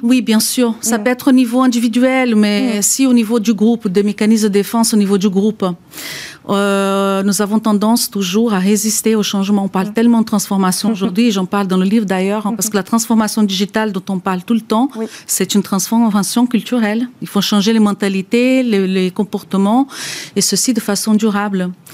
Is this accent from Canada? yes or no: no; Brazil; French is a second language; moved away as an adult; now in France; je suis moi-même brésilienne d'origine. Je suis en France depuis 20 ans, donc je suis française à présent